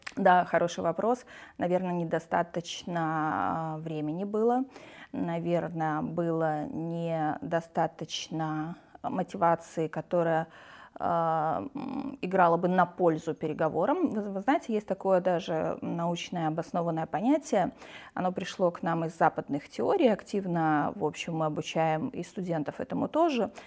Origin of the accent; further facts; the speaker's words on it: Transnistria, Moldova; moved away as an adult; now in Russia; Я родилась и выросла в Приднестровье